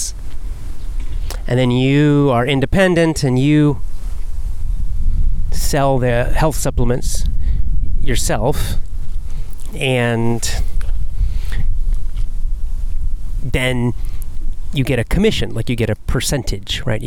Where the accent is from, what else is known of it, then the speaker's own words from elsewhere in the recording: Athens, Georgia, United States; moved away as an adult; also born or lived in South Carolina; I moved from my hometown in Athens, Georgia